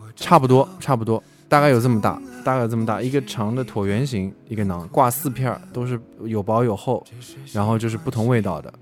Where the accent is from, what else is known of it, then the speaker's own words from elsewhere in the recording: Hangzhou, Zhejiang, China; also born or lived in Germany; 在杭州演了一场，正好是在我家乡，在那儿演了一场